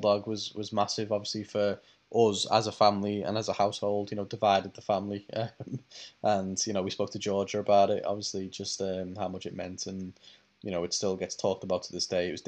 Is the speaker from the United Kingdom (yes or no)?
yes; United Kingdom; we're British